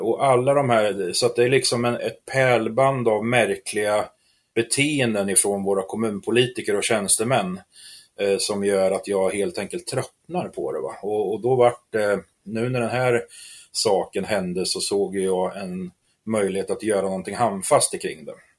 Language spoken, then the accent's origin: Swedish; Askersund, Örebro County, Sweden; jag är uppväxt här i Askersund